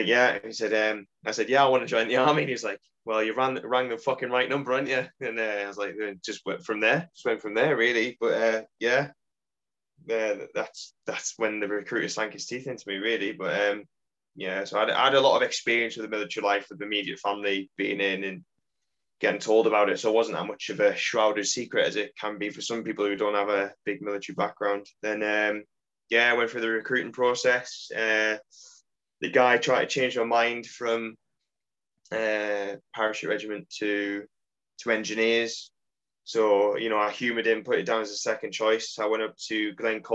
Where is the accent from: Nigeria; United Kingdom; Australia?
United Kingdom; Consett, North East England; moved away as an adult; I grew up in the northeast in a little mining town just outside of Durham, famous for the steelworks called Concert